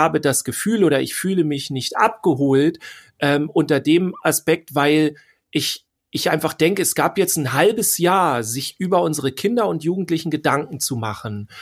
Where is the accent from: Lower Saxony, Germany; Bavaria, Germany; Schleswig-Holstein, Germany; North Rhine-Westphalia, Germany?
Schleswig-Holstein, Germany; bei uns in Schleswig-Holstein